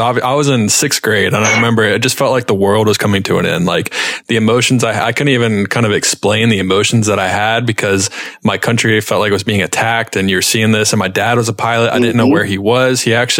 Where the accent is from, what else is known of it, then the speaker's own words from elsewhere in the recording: United States; I'm an American, I live in the States